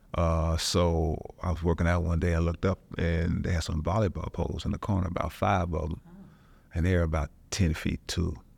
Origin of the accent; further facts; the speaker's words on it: Louisville, Kentucky, United States; moved away as an adult; also born or lived in Utah; Growing up in Louisville